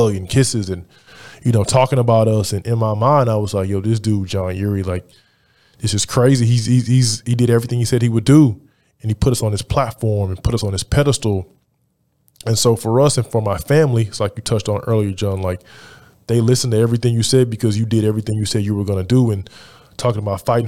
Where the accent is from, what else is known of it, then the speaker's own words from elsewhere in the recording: Houston, Texas, United States; There weren't many opportunities for guys on the North Side of Houston